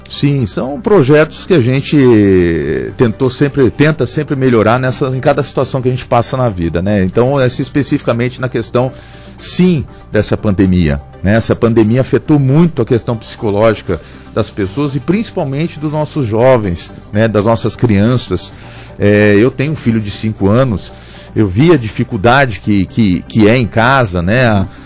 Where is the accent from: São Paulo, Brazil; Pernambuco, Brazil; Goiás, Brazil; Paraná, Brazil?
São Paulo, Brazil; São José dos Campos; eu sou nascido em São José dos Campos, sou juseense, é, tive em vários bairros aqui